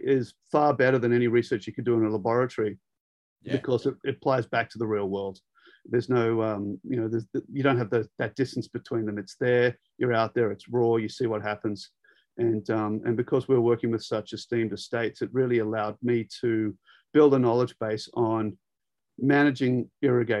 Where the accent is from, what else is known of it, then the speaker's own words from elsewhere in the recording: Sydney, New South Wales, Australia; moved away as an adult; also born or lived in Davis, California, United States; I'm actually a city boy by trade. I was born in Sydney